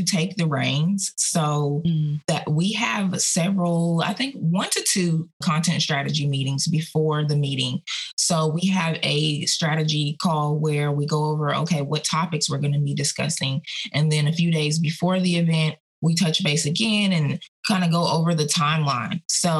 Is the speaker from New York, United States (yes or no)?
no; Aurora, Colorado, United States; accent: Southern; I was born and raised in Aurora, Colorado, yet I have a Southern accent. I've had a Southern accent since I was 10 years old.